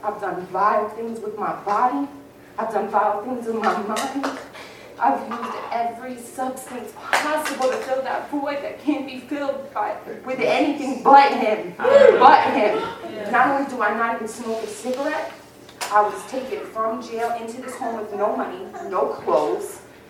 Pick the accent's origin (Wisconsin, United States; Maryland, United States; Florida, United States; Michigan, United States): Florida, United States; Cocoa; Like, I was raised in Cocoa, Florida. I'm from dope boy dreams and cocaine fantasies, baby.